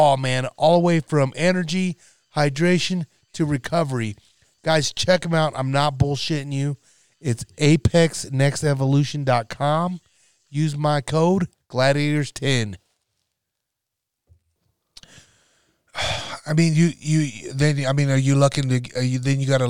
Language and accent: English; North Nebraska, United States; a town out of North Nebraska, my hometown